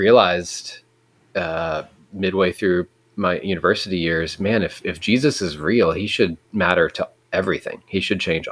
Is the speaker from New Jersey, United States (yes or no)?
no; Texas, United States; I grew up in Texas, have been in Texas my whole life